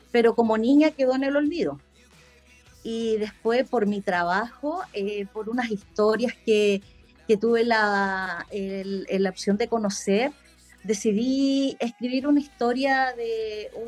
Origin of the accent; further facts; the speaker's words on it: Antofagasta, Chile; soy de Chile, Antofagasta, precisamente.